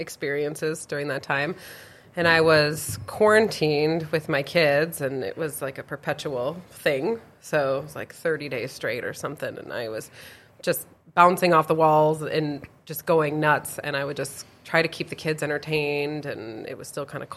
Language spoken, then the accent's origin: English; Milwaukee, Wisconsin, United States; moved away as an adult; also born or lived in Cavalier, North Dakota / Alabama / Omaha, Nebraska; now in Grand Forks, United States; born and raised in the Milwaukee area